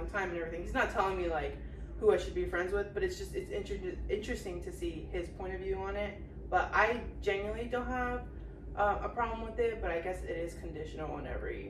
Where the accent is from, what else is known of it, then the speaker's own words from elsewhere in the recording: United States; I also was born and raised in the United States.